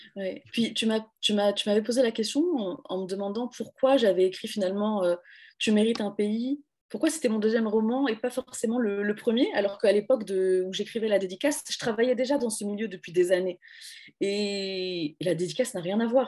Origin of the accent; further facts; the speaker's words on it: France; moi je suis française